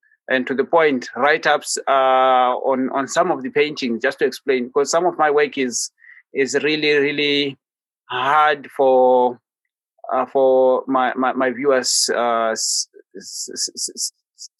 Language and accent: English; Botswana; I'm in Botswana. That's my country. That's my home country. That's where I was born, and this is where I paint from